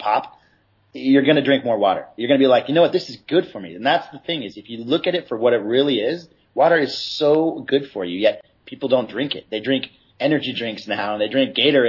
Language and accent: English; San Clemente, California, United States; I'm from San Clemente.